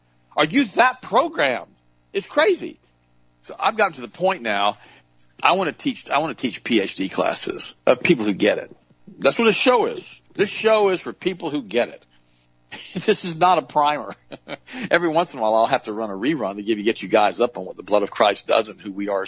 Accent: Southern, United States; accent: Southern; my Southern accent

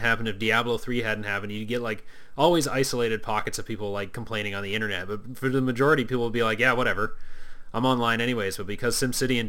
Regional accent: Canada; being a Canadian

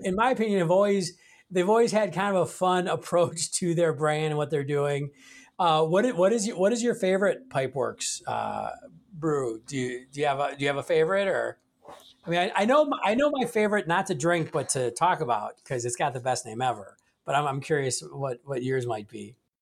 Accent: Milwaukee, Wisconsin, United States; I grew up in Milwaukee

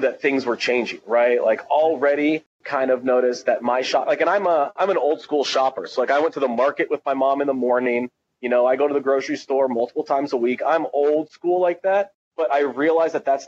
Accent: Tunisia; moved away; I'm from Tunisia originally

